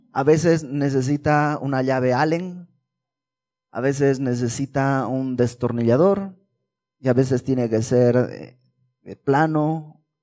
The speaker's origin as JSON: {"language": "Spanish", "country": "Bolivia", "said": "En, Bolivia, que es de donde yo vengo"}